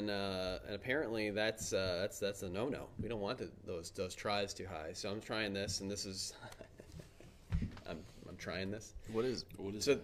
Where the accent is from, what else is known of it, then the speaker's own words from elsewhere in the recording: Queens, New York, United States; I have no idea. I'm from Queens.